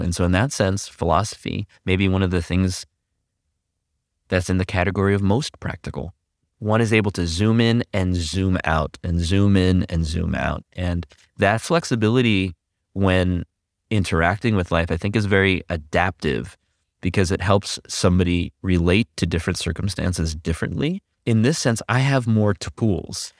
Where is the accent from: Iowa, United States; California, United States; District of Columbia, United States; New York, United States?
California, United States; also born or lived in Quezon City, Philippines; I grew up in the high desert. That's in, here in California, on your way to Las Vegas